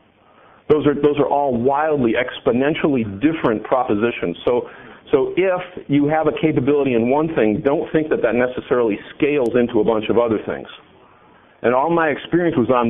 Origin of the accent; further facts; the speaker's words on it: California, United States; I come from California